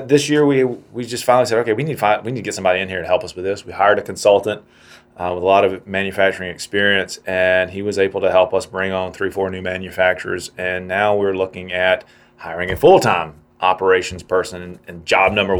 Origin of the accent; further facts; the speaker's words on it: South Carolina, United States; moved away; I'm from South Carolina, and the sewing industry down there used to be knitted wear